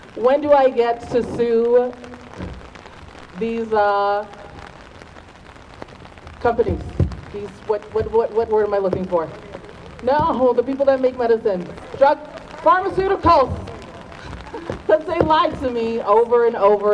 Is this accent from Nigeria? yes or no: yes; Nigeria; I'm Nigerian